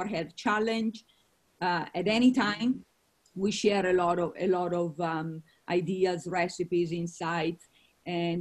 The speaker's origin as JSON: {"language": "English", "country": "Italy", "tie": "born or raised there", "moved": "yes", "said": "I come from Italy, as you most of you know. And I actually come from a dairy farm that makes a lot of the Parmesan cheese. You've all had Parmesan cheese. It comes from my region where I was born. So I grew up on a lot of milk."}